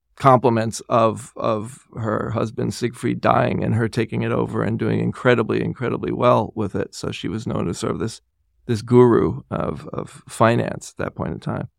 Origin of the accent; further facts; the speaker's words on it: New York, United States; I was born and raised in New York.